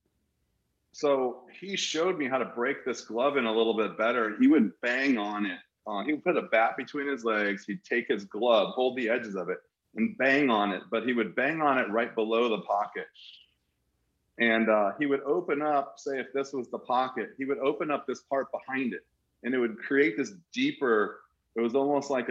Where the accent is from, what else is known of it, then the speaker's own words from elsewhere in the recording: Anaheim, California, United States; moved away as an adult; growing up in Anaheim, I got a chance to watch Devo, Gary Pettis, Freddie Lynn.